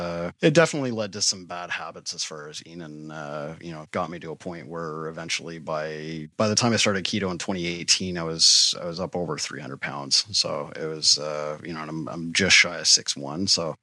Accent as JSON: {"language": "English", "town": "Toronto", "region": "Ontario", "country": "Canada", "tie": "born there", "lives_now": "Ottawa, Canada", "said": "I am. Yeah. I was born in Toronto and then moved around a little bit as a kid."}